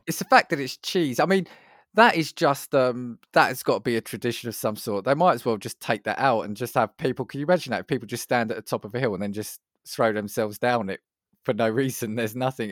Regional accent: United Kingdom; as a Brit

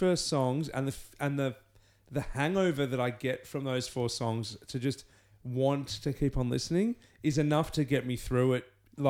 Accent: Canada; And we're both Canadian.

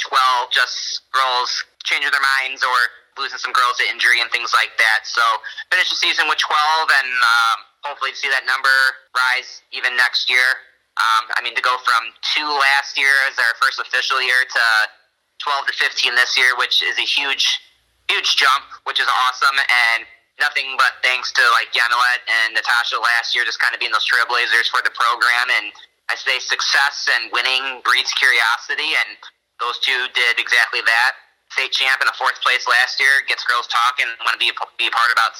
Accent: Aurora, Illinois, United States; I grew up in Aurora

